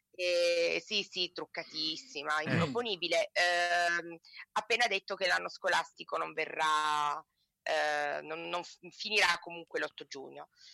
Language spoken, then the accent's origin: Italian; Turin, Piedmont, Italy; also born or lived in province of Rome; now in Rome province, Italy; io da torinese che vive in provincia di Roma